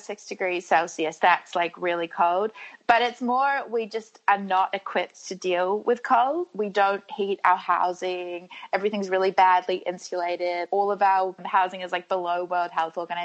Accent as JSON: {"language": "English", "region": "Wellington", "country": "New Zealand", "tie": "born or raised there", "also_born_or_lived": "Sydney", "moved": "as an adult", "said": "I was actually born here in Wellington, probably like 10 minutes away from where I'm sitting now"}